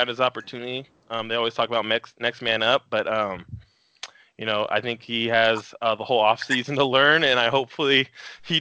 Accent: Puyallup, Washington, United States; I'm from Puyallup

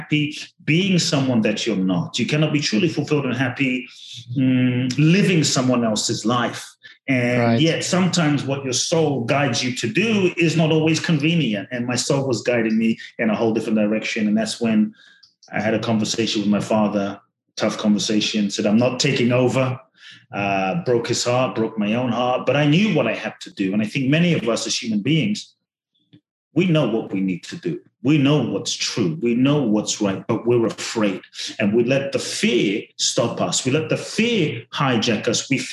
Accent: London, United Kingdom; moved away as an adult; also born or lived in Ghana / Mexico; now in Los Angeles, United States; I grew up in London. I live in LA and Mexico part-time

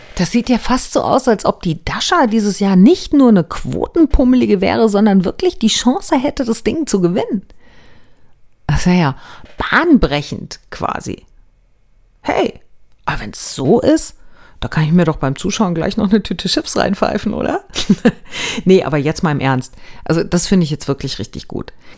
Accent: Germany; bei uns in Deutschland

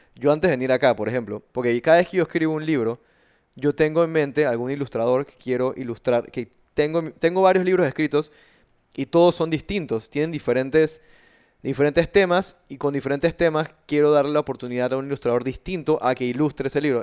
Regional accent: Panama; yo sea panameño, eh, soy panameño, me siento panameño

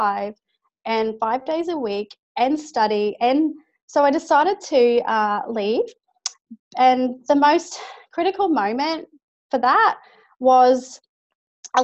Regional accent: Brisbane, Queensland, Australia; I'm from Brisbane, Australia, obviously, and not too far from the Gold Coast

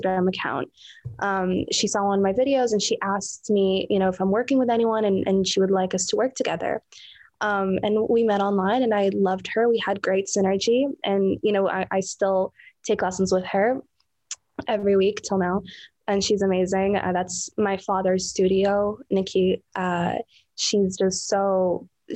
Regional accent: Saudi Arabia; I was born and raised in Saudi Arabia

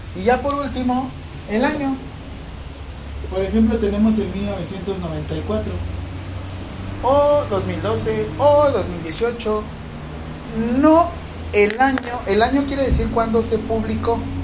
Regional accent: Mexico; a mí como mexicano

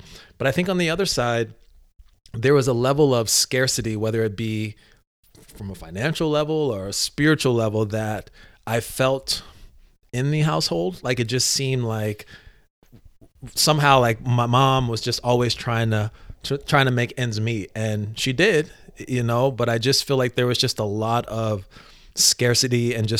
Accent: Virginia, United States; also born or lived in Los Angeles / Atlanta; Yeah, so I like to tell people I was born in Los Angeles, raised in Atlanta, Georgia, and grew up in Northern Virginia, right outside of DC.

